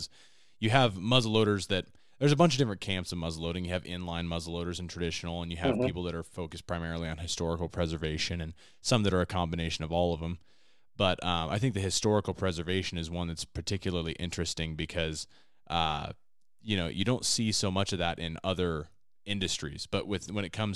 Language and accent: English; West Coast, United States; I was born and raised on the West Coast